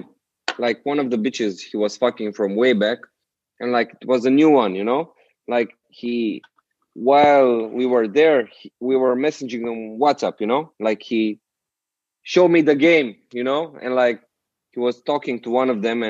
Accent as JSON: {"language": "English", "country": "Romania", "tie": "born or raised there", "said": "in Bucharest and in my hometown, it's way simpler"}